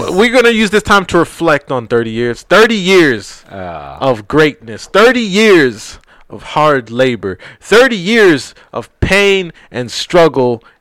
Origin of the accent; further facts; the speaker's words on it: New York City, New York, United States; now in Dallas, United States; I'm more of a Brooklyn guy because I'm from Brooklyn.